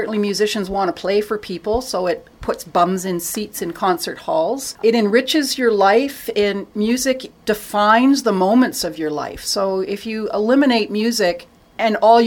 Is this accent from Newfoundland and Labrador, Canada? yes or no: no; Toronto, Ontario, Canada; I grew up in Toronto